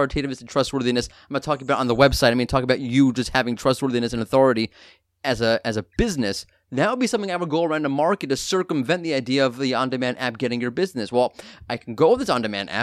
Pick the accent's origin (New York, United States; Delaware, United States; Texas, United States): New York, United States; I'm from New York